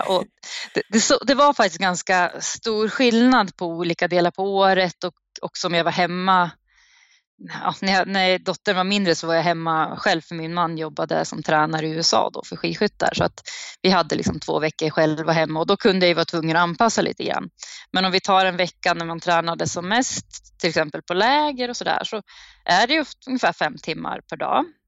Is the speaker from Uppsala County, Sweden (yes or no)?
yes; Uppsala, Uppsala County, Sweden; moved away